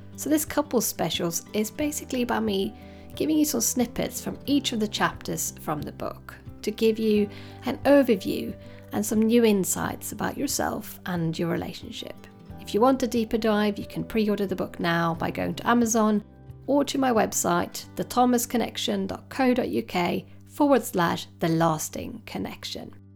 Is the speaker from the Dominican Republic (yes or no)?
no; Sweden; now in United Kingdom; I come from Sweden